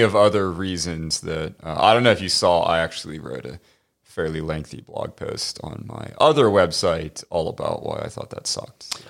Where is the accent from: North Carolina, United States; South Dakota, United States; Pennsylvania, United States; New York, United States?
Pennsylvania, United States; Pittsburgh; moved away; I'm from Pittsburgh originally